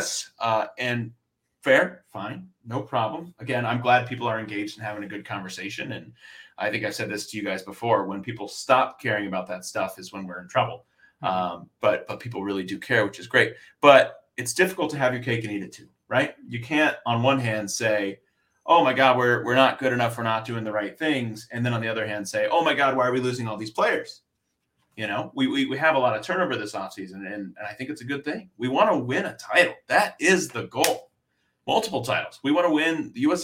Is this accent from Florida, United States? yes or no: yes; South Florida, United States; moved away; also born or lived in Philadelphia; I grew up in Florida, South Florida.